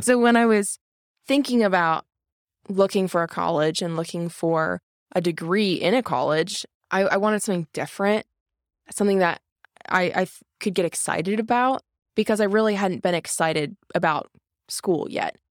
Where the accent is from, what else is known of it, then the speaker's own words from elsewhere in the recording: Grove City, Pennsylvania, United States; I'm from Grove City.